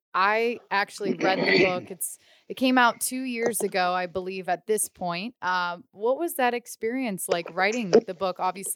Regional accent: Youngstown, Ohio, United States; also born or lived in Pittsburgh, Pennsylvania; now in Anaheim, United States; growing up in Youngstown, Ohio. I was born in Pittsburgh, so was a Penguins fan growing up

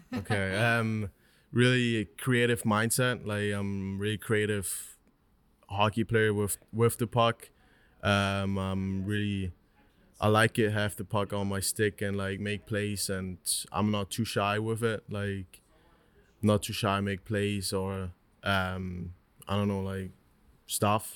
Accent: Switzerland; also born or lived in Newark, New Jersey; I grew up my whole life, my whole 19 years in Switzerland

